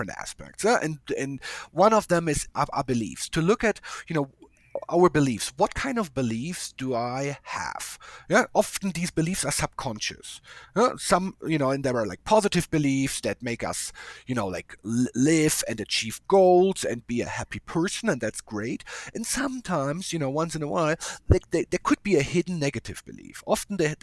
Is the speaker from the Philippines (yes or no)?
no; Germany; moved away; I'm from a different culture. I came from Germany